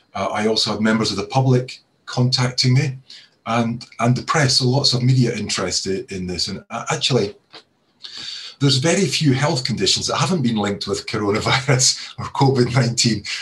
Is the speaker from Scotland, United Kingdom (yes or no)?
yes; Scotland, United Kingdom; accent: Scottish; now in Cheshire, United Kingdom; You can probably tell from my accent that I'm originally from Scotland